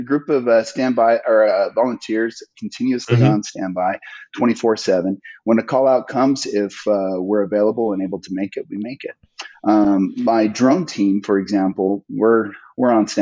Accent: Weber County, Utah, United States; here in my hometown

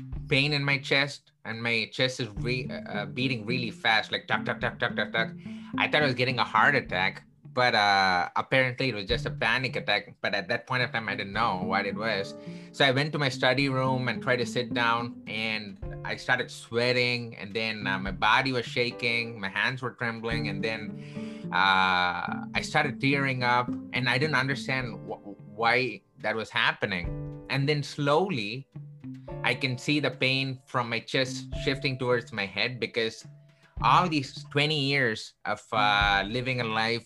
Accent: Chennai, Tamil Nadu, India; born or raised there; now in Chicago, United States

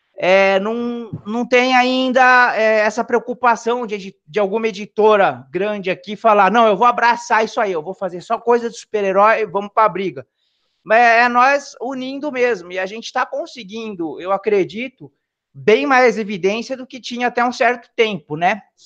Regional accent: São Paulo, Brazil; now in Rio Claro, Brazil; eu sou da cidade de Rio Claro, tá? Na verdade, eu sou nascido em São Paulo, mas já me considero Rio Clarense, que eu tô aqui já faz tempo já, desde 91

